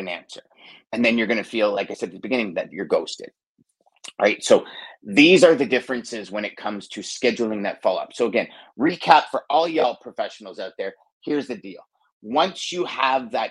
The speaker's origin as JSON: {"language": "English", "country": "Canada", "said": "maybe I'm Canadian"}